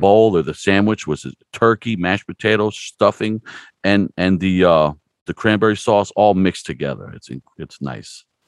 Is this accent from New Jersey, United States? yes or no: yes; New Jersey, United States; now in Stroudsburg, United States; I'm actually from New Jersey myself, but I moved out here as a young guy